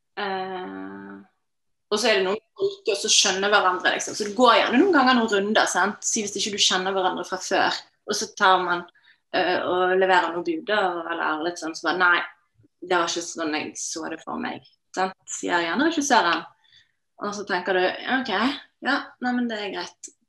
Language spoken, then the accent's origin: Norwegian; Norway; jeg vokste opp i Norge